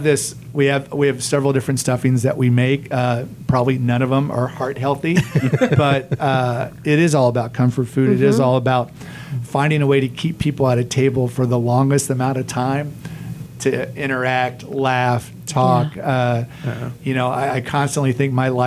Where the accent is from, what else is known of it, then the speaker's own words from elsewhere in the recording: Oklahoma, United States; moved away as an adult; also born or lived in Missouri; now in Tampa, United States; I grew up in Oklahoma, the Midwest